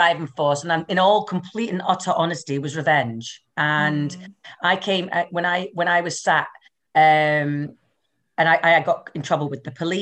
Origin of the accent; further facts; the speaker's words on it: Highlands and Islands, Scotland, United Kingdom; accent: Scottish; moved away as an adult; now in Glasgow, United Kingdom; I'm actually from the Highlands and Islands up north. So I'm from somewhere where we didn't even have a hairdresser or a cash machine until the late 90s. So proper Highland lassie